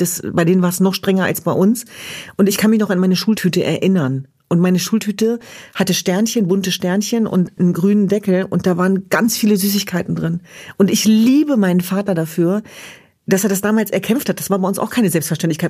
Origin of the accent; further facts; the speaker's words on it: Hanover, Lower Saxony, Germany; Ich bin in Hannover Linden groß geworden